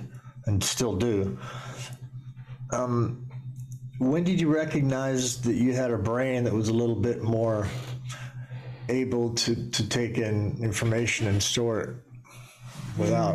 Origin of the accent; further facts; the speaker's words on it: Edinburgh, Scotland, United Kingdom; I was born in Edinburgh